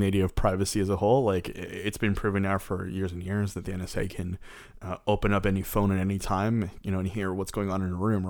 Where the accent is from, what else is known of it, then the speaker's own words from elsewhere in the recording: Canada; we're Canadian.